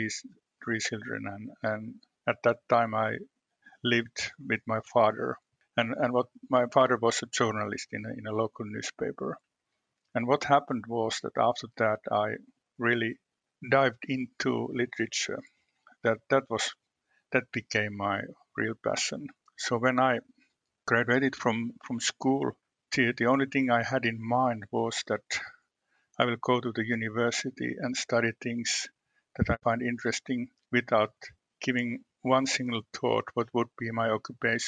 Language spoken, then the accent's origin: English; Western Finland, Finland; I was born in the western part of Finland in a region that's known, I would say that it's known as a conservative part of the country